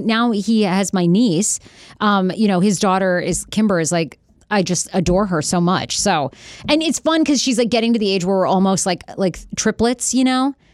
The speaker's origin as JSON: {"language": "English", "region": "Maine", "country": "United States", "tie": "born or raised there", "said": "I grew up in Maine"}